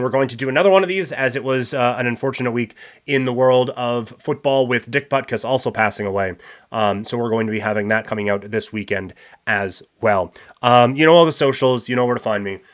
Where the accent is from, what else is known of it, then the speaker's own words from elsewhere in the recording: Saskatchewan, Canada; I grew up in Saskatchewan as a Rough Riders fan